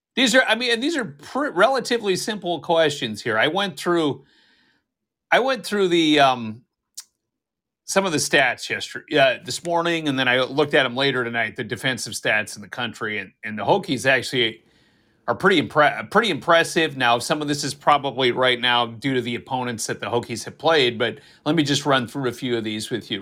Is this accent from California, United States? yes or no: no; North Dakota, United States; my home state